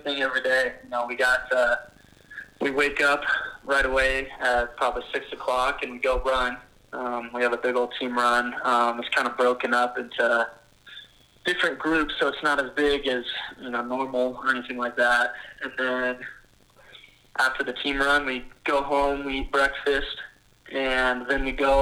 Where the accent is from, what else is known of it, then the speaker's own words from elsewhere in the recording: Loveland, Colorado, United States; moved away as an adult; also born or lived in Laramie, Wyoming; I grew up in Loveland, Colorado, went to Loveland High School